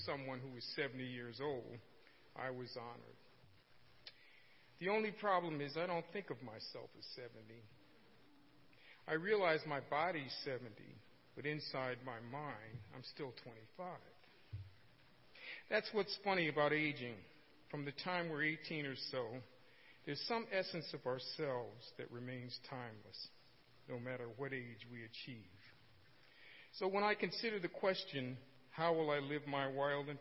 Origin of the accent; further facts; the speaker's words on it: Norwalk, Connecticut, United States; also born or lived in New Rochelle, New York; I was born on November 26, 1946, in New Rochelle, New York. I grew up in Norwalk, Connecticut, a small city located on Long Island Sound